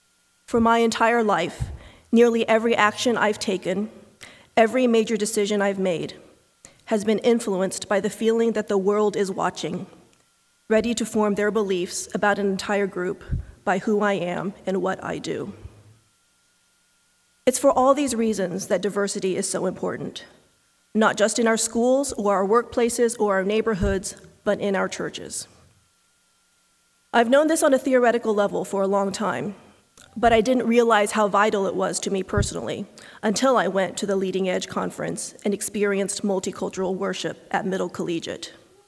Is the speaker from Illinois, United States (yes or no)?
no; Kansas, United States; As an only child with no extended family in the United States, as an Asian American growing up in Kansas, as a woman with 3 physics degrees, and as a Unitarian Universalist person of color, my life has been characterized by solitude.